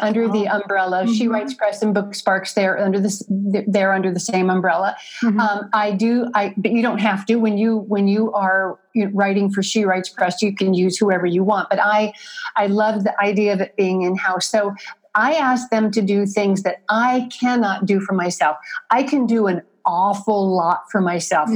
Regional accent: Midwest, United States; I'm from the Midwest

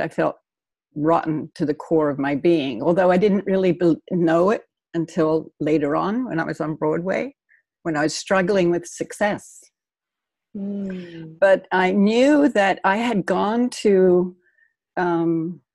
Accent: Australia; moved away as an adult; also born or lived in New York; now in United States; I grew up in Australia. I was born here, but I grew up in Australia.

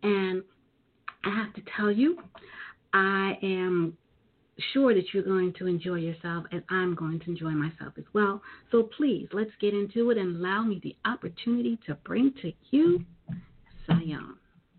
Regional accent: New York City, New York, United States; she is a native of Brooklyn. Her hometown is my hometown.

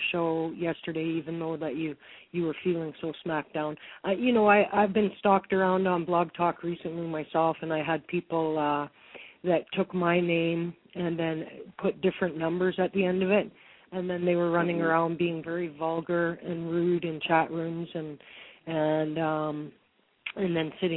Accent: Alberta, Canada; also born or lived in Regina, Saskatchewan; born and raised in Alberta

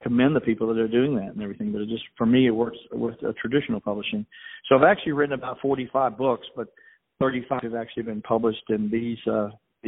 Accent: Richmond, Virginia, United States; I was born in Richmond, Virginia

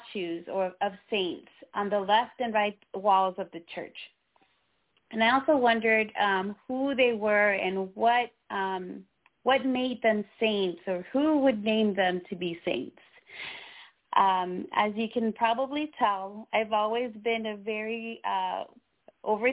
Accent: Nicaragua; moved away; I was born in Central America, so Nicaragua, where Catholicism is the religion of dominance in my country

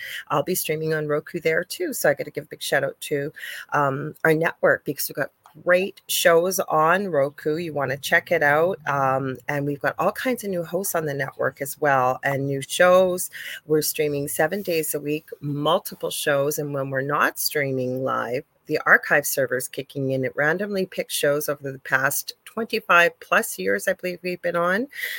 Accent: Canada; I am a Canadian spiritual medium

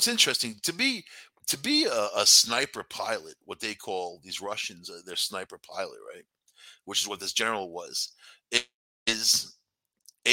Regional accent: New York City, New York, United States; moved away; I'm from New York City originally, man. When I moved upstate

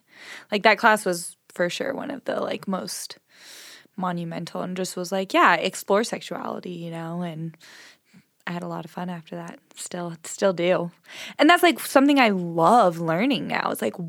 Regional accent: Southern California, United States; moved away as an adult; I grew up in Southern California

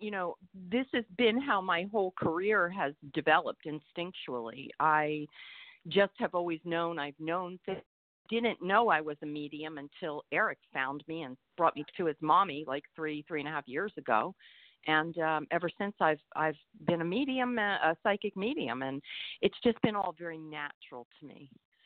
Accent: Eastern Pennsylvania, United States; I'm from Eastern Pennsylvania, which is on the border of New Jersey

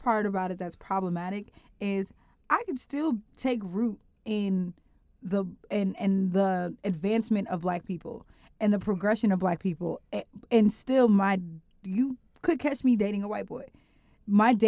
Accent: Cincinnati, Ohio, United States; I grew up in two different neighborhoods when my family was settling in Cincinnati. I grew up in Forest Park

